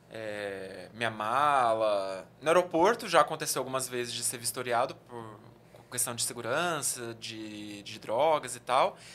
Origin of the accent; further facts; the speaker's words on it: Southeast, Brazil; Eu que, por exemplo, vim do Sudeste, quando eu venho para o Nordeste, eu vejo muitas diferenças culturais, mas ainda assim é o Brasil